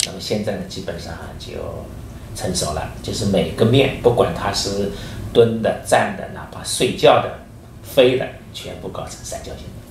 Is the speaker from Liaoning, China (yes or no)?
no; Wuxi, Jiangsu, China; 我的祖籍是浙江绍兴人，但是我身在无锡，长在无锡。